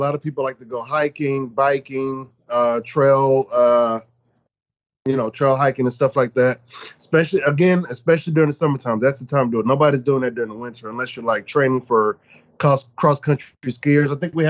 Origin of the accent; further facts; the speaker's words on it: Dallas, Texas, United States; also born or lived in Anchorage, Alaska; now in Phoenix, United States; I'm not born and raised in Alaska. I'm a Texan. You know, I was born and raised in Dallas, Texas. So I just moved and lived up there and worked up there